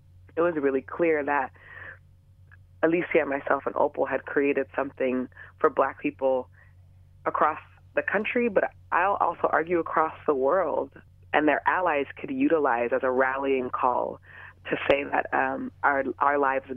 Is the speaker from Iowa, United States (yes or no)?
no; Los Angeles, California, United States; I am born and raised in the San Fernando Valley in the Van Nuys and Canoga Park areas